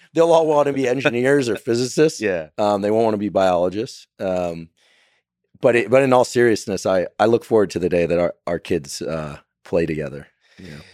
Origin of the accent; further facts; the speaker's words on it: Silicon Valley, California, United States; it was happening in my hometown, right? Theranos was right up the road.